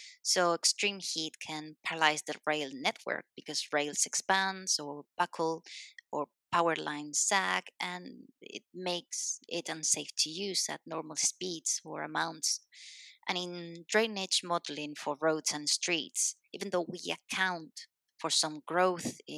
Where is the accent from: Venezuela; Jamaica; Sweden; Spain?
Spain; English is a second language; also born or lived in Madrid, Spain / Scotland; I'm a Spanish civil engineer